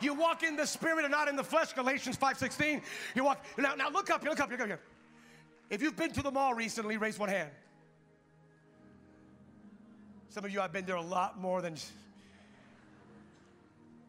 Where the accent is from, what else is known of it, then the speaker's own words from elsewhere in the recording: California, United States; I'm from California